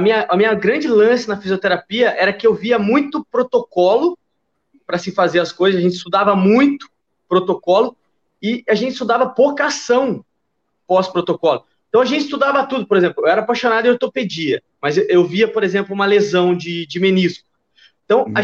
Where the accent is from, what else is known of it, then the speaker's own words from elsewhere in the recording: São Paulo, Brazil; moved away as an adult; also born or lived in Minas Gerais, Brazil; now in Rio de Janeiro, Brazil; eu sou de São Paulo, mas eu fui fazer faculdade em Minas Gerais